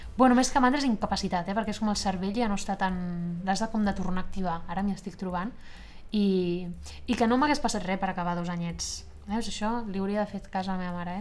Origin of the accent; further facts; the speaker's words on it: Esplugues de Llobregat, Catalonia, Spain; now in Barcelona, Spain; soc d'Esplugues de Llobregat, que és també al costat, i, i, però sí que he fet moltíssima vida a Barcelona i de fet ara visc a Barcelona